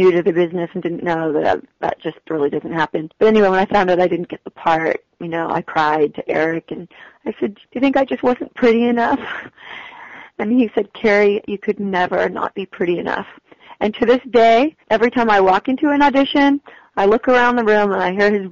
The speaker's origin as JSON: {"language": "English", "region": "Massachusetts", "country": "United States", "tie": "born or raised there", "also_born_or_lived": "Los Angeles", "moved": "yes", "said": "I grew up in Bunfuck, Massachusetts"}